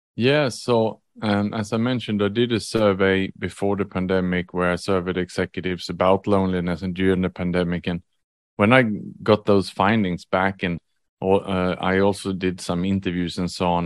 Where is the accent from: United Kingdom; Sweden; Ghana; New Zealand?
Sweden; moved away as an adult; also born or lived in Australia / Vietnam / Indonesia / Thailand; now in Singapore; I was born in Sweden